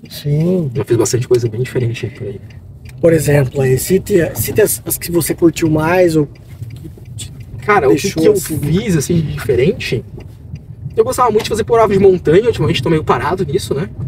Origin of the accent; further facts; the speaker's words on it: Santos, São Paulo, Brazil; Porque eu sou de Santos, eu sou santista.